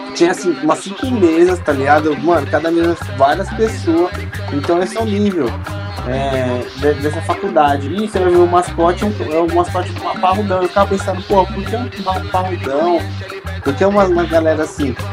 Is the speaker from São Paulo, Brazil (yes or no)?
yes; São Paulo, Brazil; eu sou de São Paulo, a gente gosta de abreviar as coisas, né, mano?